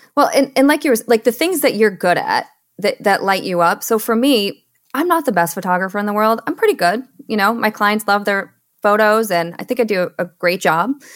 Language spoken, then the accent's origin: English; Michigan, United States; moved away as an adult; also born or lived in Seattle; I was born and raised in Michigan